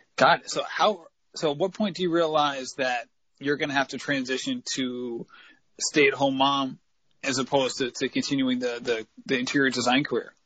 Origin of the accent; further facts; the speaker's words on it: New England, United States; growing up in New England